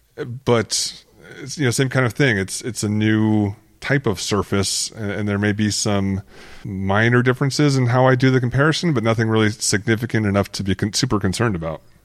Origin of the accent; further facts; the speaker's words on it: Arizona, United States; growing up in Arizona